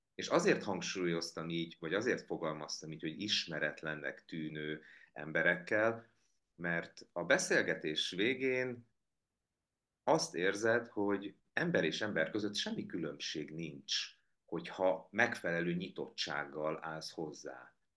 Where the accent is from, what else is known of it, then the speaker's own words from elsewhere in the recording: Hungary; also born or lived in Biharnagybajom; now in Budapest, Hungary; azt a közeget, amiben én nevelkedtem, miközben én nem is tudom, hogy hány év élek már Budapesten, már jóval régebb óta